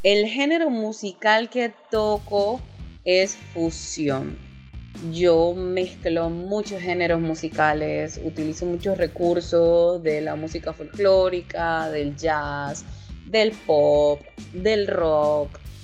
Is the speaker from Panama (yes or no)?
yes; Panama City, Panama; soy panameña, nacionalidad panameña, nacida aquí en la ciudad de Panamá